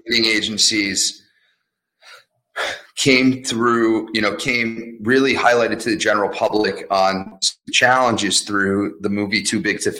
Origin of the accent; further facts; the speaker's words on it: Netcong/Byram area, New Jersey, United States; also born or lived in Kinnelon, New Jersey; So I'm from the Netcong Byram area.